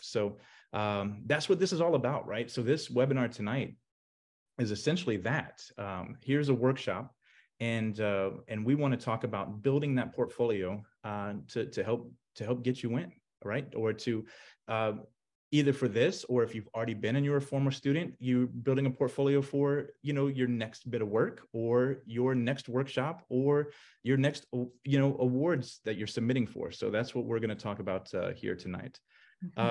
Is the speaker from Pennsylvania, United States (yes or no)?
no; Orlando, Florida, United States; the Orlando Sentinel, my hometown newspaper